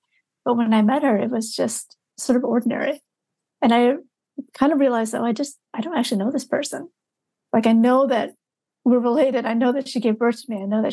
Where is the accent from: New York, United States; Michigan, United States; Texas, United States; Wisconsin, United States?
Michigan, United States; a memoir almost 15 years ago now called Stealing Buddha's Dinner that was about, you know, growing up in Michigan